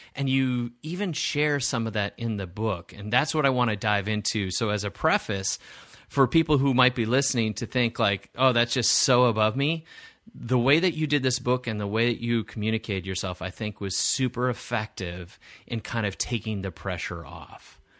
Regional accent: Wisconsin, United States; I grew up in Wisconsin

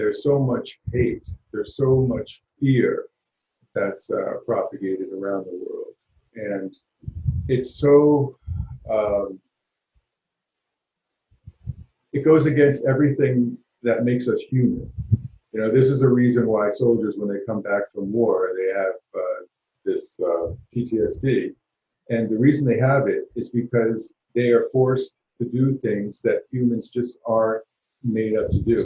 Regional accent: New York City, New York, United States; So I grew up in Harlem when there wasn't an Apple store or a Starbucks on the corner.

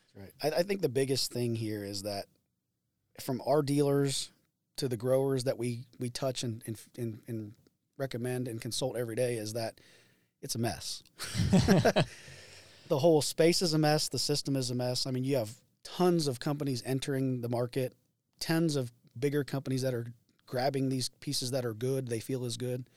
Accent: Greensburg, Indiana, United States; I'm from Greensburg, Indiana

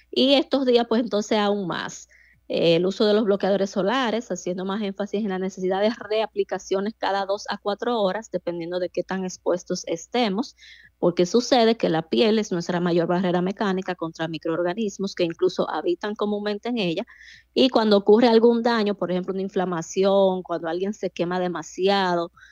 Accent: Dominican Republic; como dominicanos

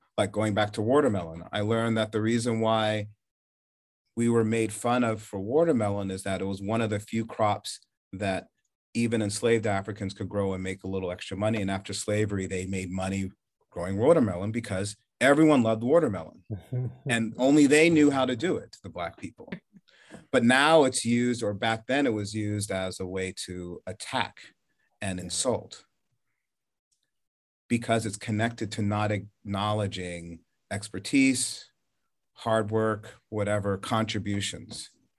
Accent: the North, United States; now in Charleston, United States; Moving there, I feared maybe the worst in living in the South growing up in the North.

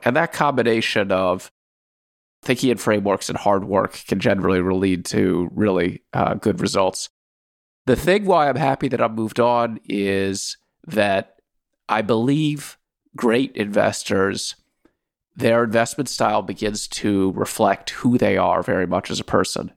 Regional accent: Washington, District of Columbia, United States; moved away as an adult; also born or lived in Soviet Union; I grew up in Washington, D C.

